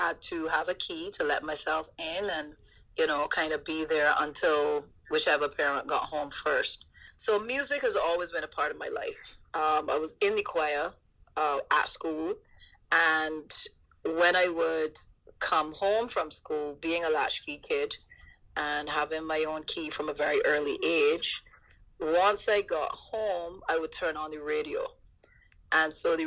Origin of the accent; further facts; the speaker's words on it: London, United Kingdom; Being born in East London and growing up there